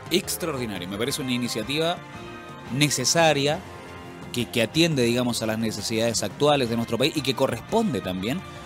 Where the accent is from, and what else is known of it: Chile